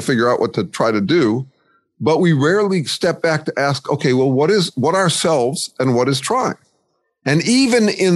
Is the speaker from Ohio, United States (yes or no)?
no; Chicago, Illinois, United States; moved away; also born or lived in Santa Cruz; I grew up in Chicago and then I moved to a boarding school